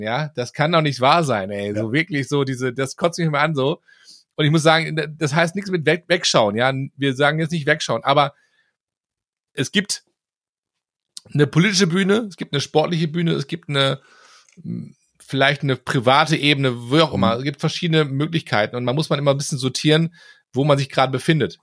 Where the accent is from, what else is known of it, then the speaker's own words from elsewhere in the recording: Germany; als Deutscher